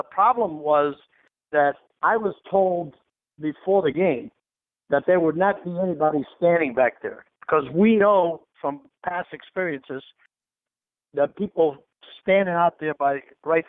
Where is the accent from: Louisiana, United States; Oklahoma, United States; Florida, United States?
Florida, United States; Key West; I'm from Key West.